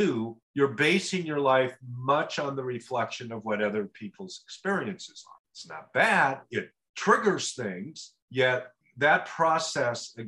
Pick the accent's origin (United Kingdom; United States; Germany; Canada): United States; Oregon; I was this guy from Oregon